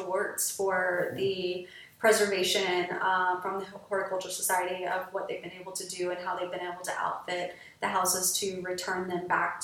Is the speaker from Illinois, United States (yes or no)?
no; Greenville, South Carolina, United States; moved away as an adult; also born or lived in Clemson, South Carolina / Charleston, South Carolina; I grew up in Greenville, South Carolina, and then on a mountain, Paris Mountain